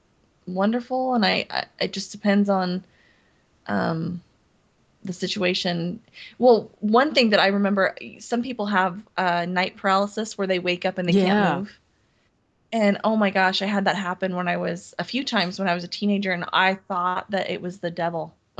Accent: Montana, United States; born there; I was born in Montana and during summers, I'd go to Montana

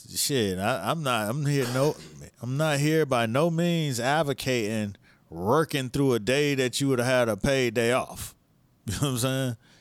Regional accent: Miami, Florida, United States; I'm from Miami

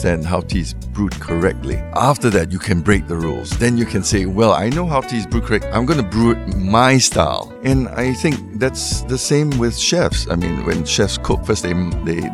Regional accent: Singapore; We are very fortunate in Singapore that it's the melting pot. We like to say that we're the melting pot.

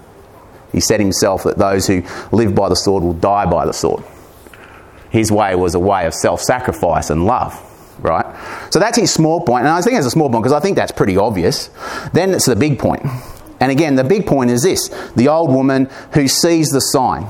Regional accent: Corryong, Victoria, Australia; my hometown of Corryong

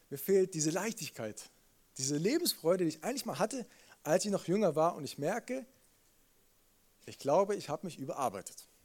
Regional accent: Munich, Bavaria, Germany; als Münchner fühle ich mich in einem Brauhaus sofort wohl.

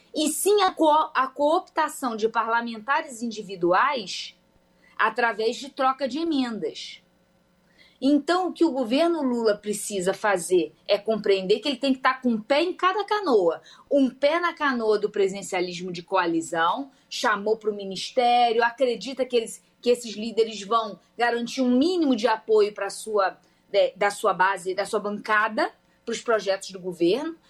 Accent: Rio de Janeiro, Brazil; eu sou do Rio de Janeiro

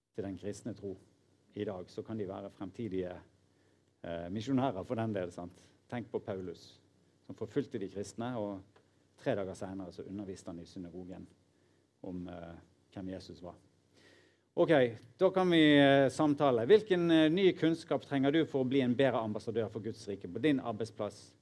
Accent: Norway; nordmenn som leser Bibelen, inkludert meg sjøl

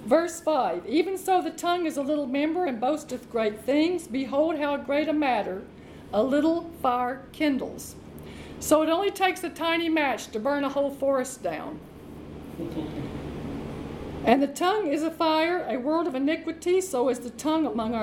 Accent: Arkansas, United States; Arkansas, which is my home state

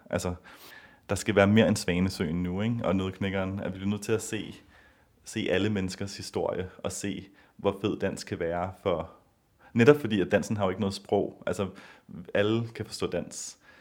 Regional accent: Copenhagen, Capital Region of Denmark, Denmark; moved away as an adult; also born or lived in San Francisco, United States; jeg er født og opvokset i Danmark, i København.

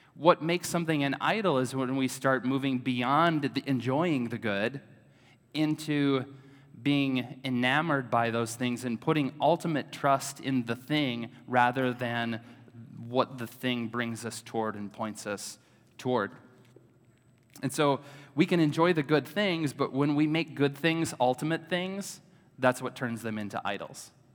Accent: Oshkosh, Wisconsin, United States; also born or lived in Madison, Wisconsin; I grew up in Oshkosh, Wisconsin. So I'm a native Wisconsin-ite.

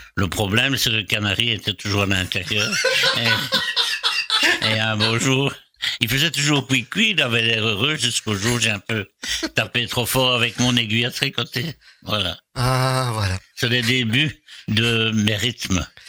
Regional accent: Brussels, Brussels-Capital Region, Belgium; Macapet Saint-Lambert, c'est là où j'ai passé toute mon enfance

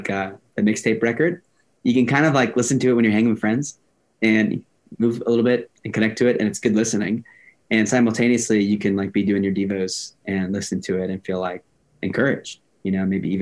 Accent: Miami, Florida, United States; also born or lived in Lakeland, Florida; I'm from Miami. Like, I'm a Latino kid from Miami

